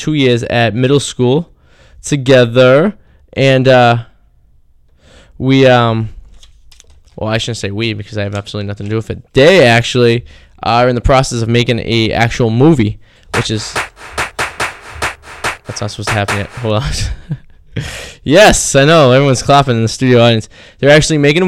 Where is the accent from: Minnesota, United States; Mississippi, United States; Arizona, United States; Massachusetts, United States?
Massachusetts, United States; Revere; we're all from Revere, MA